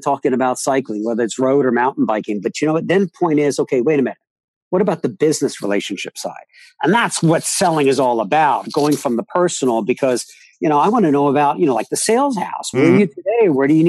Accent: Northern New Jersey, United States; raised in Northern Jersey across from New York City

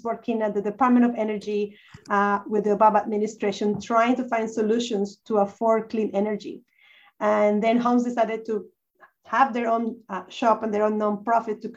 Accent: Colombia; English is a second language; also born or lived in United States; now in Christchurch, New Zealand; I'm actually from Colombia, the country

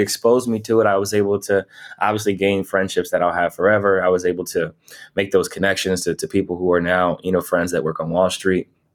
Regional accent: Canton, Ohio, United States; moved away; growing up in Ohio, Canton, Ohio specifically

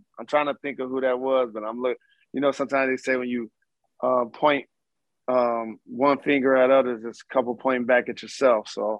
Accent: Detroit, Michigan, United States; Just being from the city of Detroit and like being immersed in that Motown sound as a child

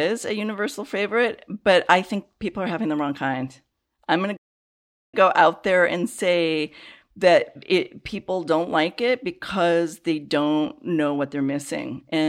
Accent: Chicago, Illinois, United States; I grew up in the Chicago area

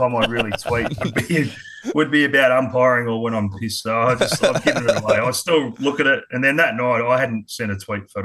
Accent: Adelaide, South Australia, Australia; moved away; also born or lived in Sydney, New South Wales / Queensland; I was born in Sydney. Yeah. I was born in Sydney, but moved over to Adelaide when I was quite young, about three.

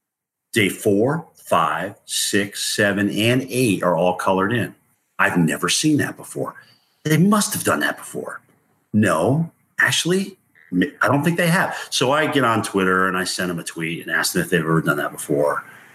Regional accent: Appalachia, United States; I grew up in Appalachia. I love it. Being in the South, it's just a southern extent of the same mountain chain I grew up on.

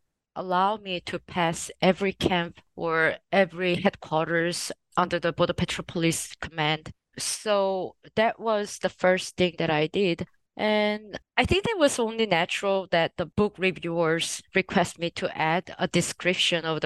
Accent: Jeju Island, South Korea; moved away as an adult; also born or lived in United States; So I'm from Jeju Island. I was born and raised until like my secondary education in Jeju Island.

